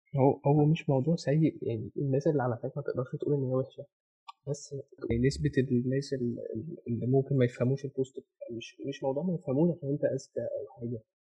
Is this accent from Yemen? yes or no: no; Egypt